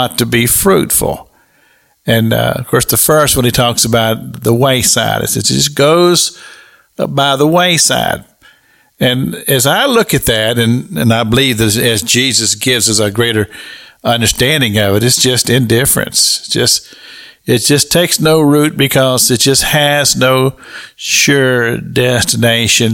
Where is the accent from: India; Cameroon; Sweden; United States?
United States; Kentucky; I grew up in Kentucky